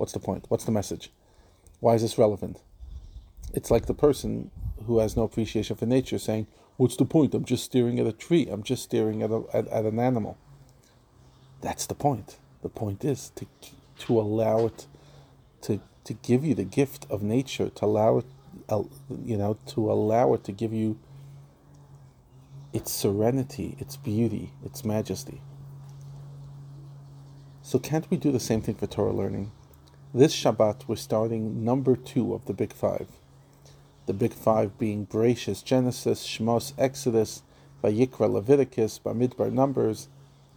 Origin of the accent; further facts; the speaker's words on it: New York, United States; now in South Africa; As an American, and specifically a New Yorker